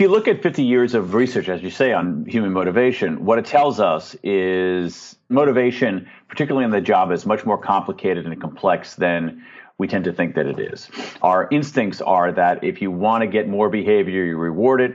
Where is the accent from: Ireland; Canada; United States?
United States; I'm an American